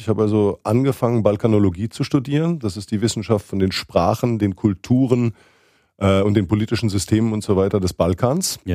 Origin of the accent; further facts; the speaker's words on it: southwestern Germany, Germany; die große Zeitung in der Gegend, wo ich aufgewachsen bin, in Südwestdeutschland